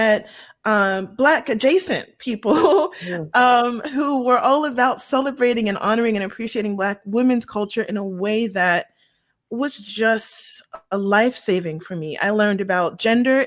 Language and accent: English; Pittsburgh, Pennsylvania, United States; I grew up in Pittsburgh, Pennsylvania.